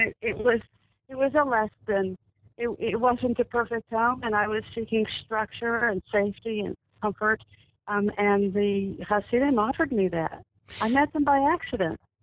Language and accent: English; Dallas, Texas, United States; I was I was born and raised in Dallas